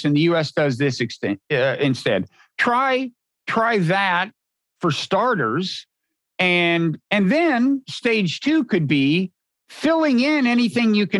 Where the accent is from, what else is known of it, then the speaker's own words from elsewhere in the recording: United States; Being an American